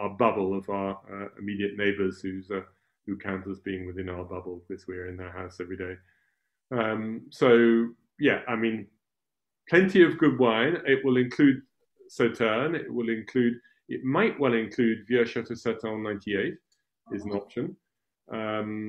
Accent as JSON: {"language": "English", "region": "England", "country": "United Kingdom", "moved": "yes", "lives_now": "France", "said": "I'm English"}